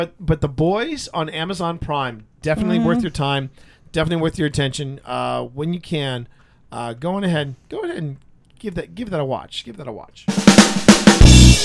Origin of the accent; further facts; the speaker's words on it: Richmond, Virginia, United States; my hometown of Richmond, Virginia.